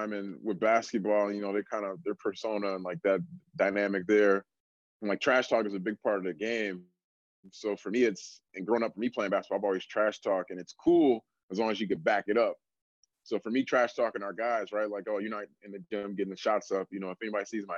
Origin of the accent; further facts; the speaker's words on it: Milwaukee, Wisconsin, United States; moved away as an adult; also born or lived in Florida / California / Auburn, Alabama; now in Amherst, United States; born and raised in Milwaukee, Wisconsin